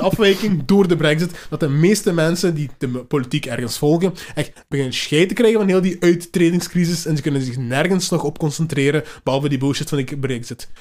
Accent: Hasselt, Flanders, Belgium; ik ben van Hasselt, we zijn in Limburg.

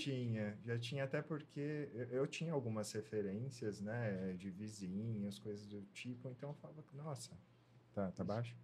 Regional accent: Ribeirão Pires, São Paulo, Brazil; Eu sou do, de Ribeirão Pires, na ABC Paulista. Nasci, cresci lá.

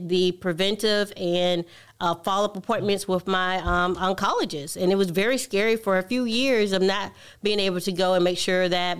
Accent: Milledgeville, Georgia, United States; also born or lived in Michigan; I was born and raised here in Millersville, Georgia.

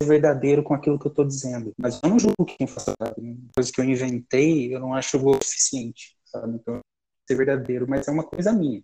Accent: Carapicuíba, São Paulo, Brazil; eu sou de Carapicuíba

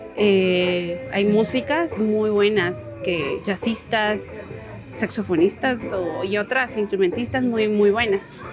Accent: Quetzaltenango, Guatemala; soy de Shell

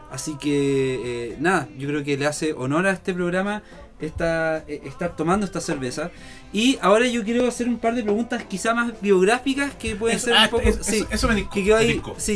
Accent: Puerto Varas, Los Lagos, Chile; yo soy de Puerto Varas

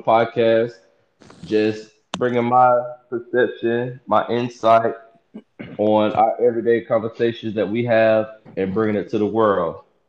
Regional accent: the South, United States; have mixed emotions about racism in the aspect of me being from the South.

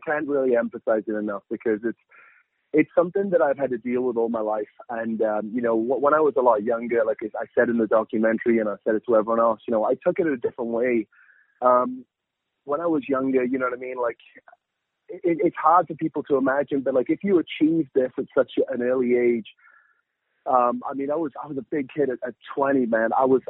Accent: United Kingdom; moved away as an adult; now in United States; But the funny thing is that every time that I go home back to the UK, I go home

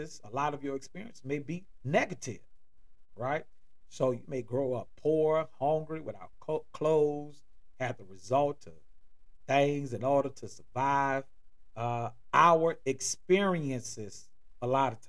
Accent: New Orleans, Louisiana, United States; moved away as an adult; now in Atlanta, United States; I'm originally from and born in New Orleans, Louisiana

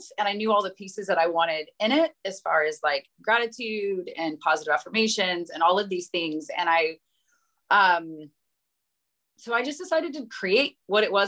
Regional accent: Oklahoma, United States; moved away as an adult; we're from Oklahoma originally

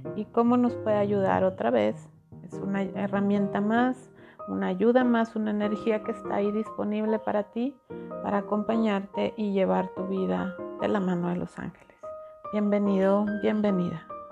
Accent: Mexico; yo soy mexicana, yo estoy en México, en, en Monterrey

